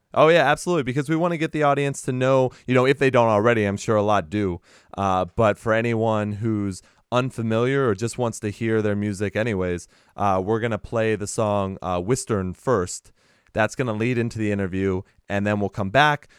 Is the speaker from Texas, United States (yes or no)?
yes; Texas, United States; also born or lived in Boston area; now in Boston, United States; from Texas.